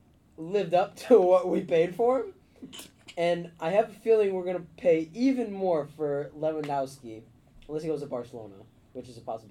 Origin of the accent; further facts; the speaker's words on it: United States; So as an American